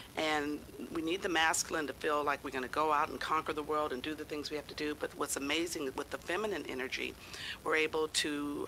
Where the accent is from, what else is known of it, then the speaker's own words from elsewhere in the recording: San Diego, California, United States; I grew up in San Diego